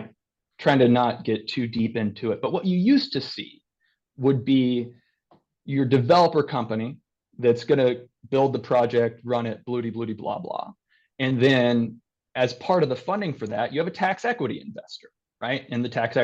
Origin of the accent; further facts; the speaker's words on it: Kentucky, United States; my whole family, a lot of them, we're all from Kentucky